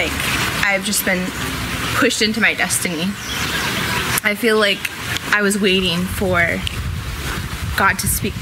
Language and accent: English; Los Angeles, California, United States; I'm from Los Angeles, California.